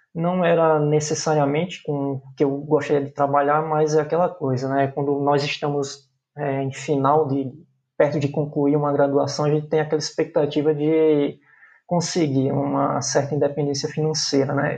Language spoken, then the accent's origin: Portuguese; João Pessoa, Paraíba, Brazil; sou natural da cidade de João Pessoa, na Paraíba, na cidade a qual eu moro até hoje.